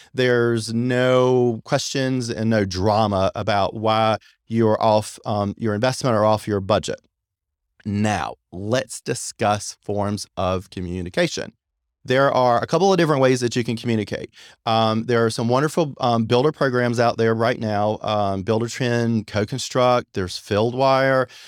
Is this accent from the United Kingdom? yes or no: no; Apex, North Carolina, United States; also born or lived in Long Beach, California; I'm actually from Apex, North Carolina, so I'm very familiar with the Raleigh, Durham area and with Cary. I've been here forever.